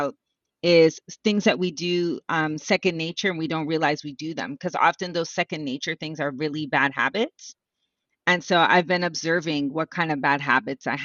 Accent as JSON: {"language": "English", "town": "Montreal", "region": "Quebec", "country": "Canada", "said": "we're from Montreal"}